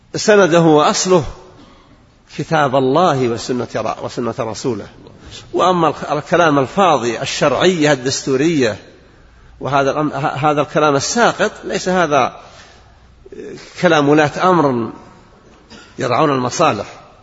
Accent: Saudi Arabia; بلادنا المملكة العربية السعودية

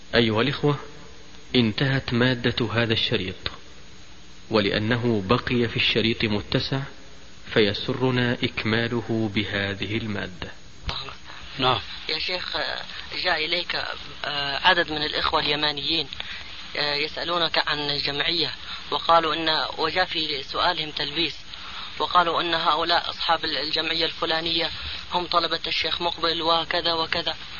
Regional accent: Hadhramaut, Yemen; عندنا في حضرموت

